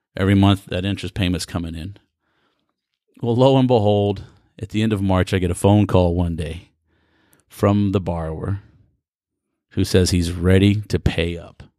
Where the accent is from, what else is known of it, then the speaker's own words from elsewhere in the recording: United States; being born and raised in America